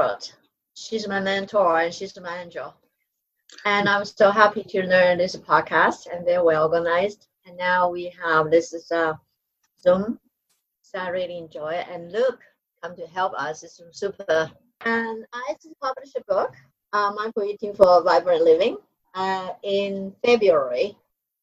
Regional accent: Taiwan; I'm not from China, I'm from Taiwan

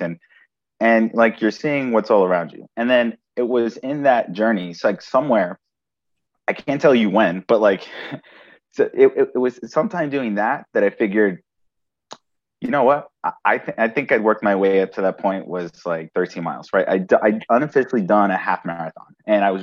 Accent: New York City, New York, United States; also born or lived in Brooklyn; I was born and raised in Manhattan

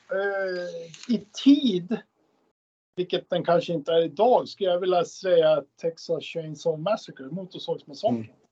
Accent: Gävle, Gävleborg County, Sweden; lilla Gävle där vi kommer ifrån.

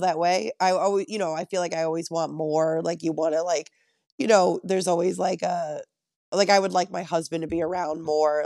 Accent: Connecticut, United States; moved away as an adult; now in Long Island, United States; I'm from Connecticut

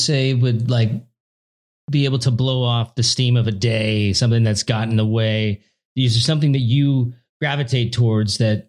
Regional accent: Oregon, United States; When I was a kid growing up in the suburbs of Oregon

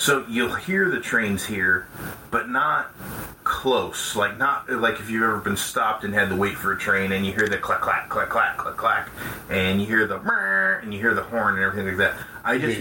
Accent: Colorado, United States; growing up in Colorado, we had the tornado sirens

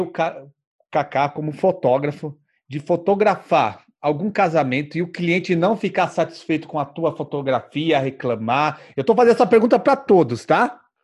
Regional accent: São Paulo, Brazil; eu sou de São Paulo aqui

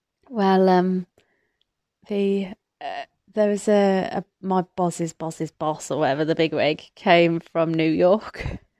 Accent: Atherstone, West Midlands, United Kingdom; So I grew up in Atherstone, Atherstone, in Warwickshire, between Coventry and Birmingham, Nottingham and Derby, I believe, right in the middle.

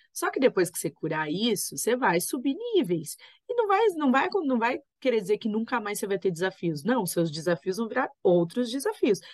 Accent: Brazil; a gente nasceu aqui no Brasil

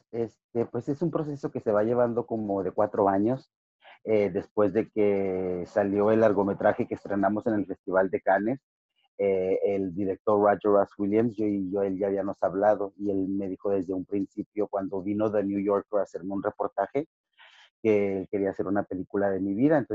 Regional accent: Ciudad Juárez, Chihuahua, Mexico; also born or lived in El Paso, United States; desde los 7 a los 17 años aquí en, eh, en Ciudad Juárez y El Paso, pues, soy chicano, soy fronterizo.

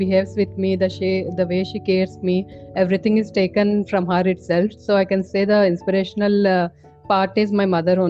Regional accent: Hyderabad, Telangana, India; I'm from Hyderabad, born and brought up in Hyderabad and grew up in Hyderabad itself

